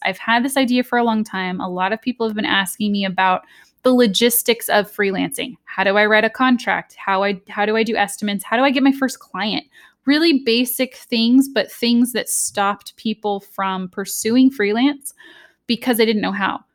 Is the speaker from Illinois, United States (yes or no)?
no; Southern California, United States; I'm from Southern California, the U S.